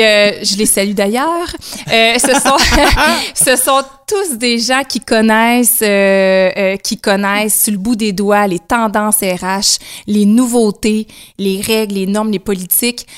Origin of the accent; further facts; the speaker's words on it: Témiscouata-sur-le-Lac, Quebec, Canada; je suis native du Témiscouata, donc Cabano anciennement, maintenant Témiscouata sur le lac, secteur Cabano